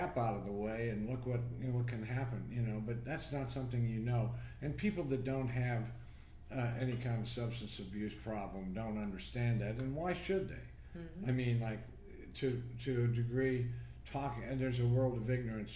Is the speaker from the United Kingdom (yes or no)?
no; Troy, Ohio, United States; My mother worked for the county where I grew up in Troy, Ohio.